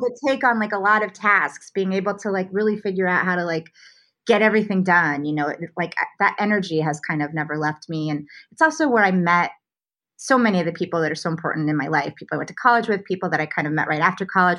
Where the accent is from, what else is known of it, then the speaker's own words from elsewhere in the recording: Omaha, Nebraska, United States; moved away as an adult; also born or lived in New York; now in Los Angeles, United States; I grew up in Omaha, Nebraska, uh, and had a a fairly conventional Midwestern childhood.